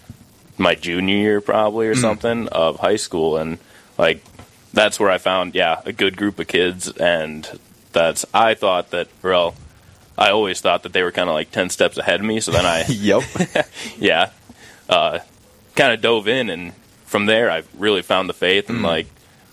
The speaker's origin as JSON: {"language": "English", "town": "Ghent", "region": "Minnesota", "country": "United States", "tie": "born or raised there", "moved": "as an adult", "lives_now": "Brookings, United States", "said": "originally from a small town, Ghent, Minnesota"}